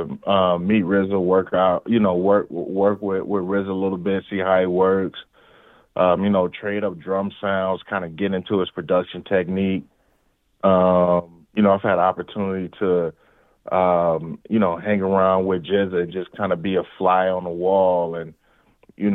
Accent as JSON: {"language": "English", "town": "St. Louis", "region": "Missouri", "country": "United States", "tie": "born or raised there", "said": "growing up in St. Louis"}